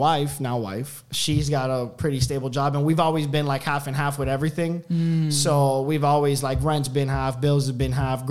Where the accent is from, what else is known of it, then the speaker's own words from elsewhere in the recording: Miami, Florida, United States; moved away as an adult; now in Austin, United States; I'm actually from Miami, so I transferred from Miami to Austin